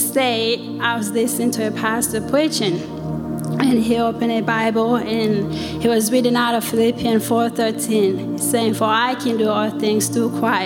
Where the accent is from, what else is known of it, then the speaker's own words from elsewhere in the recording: Sierra Leone; moved away; I'm from West Africa, Sierra Leone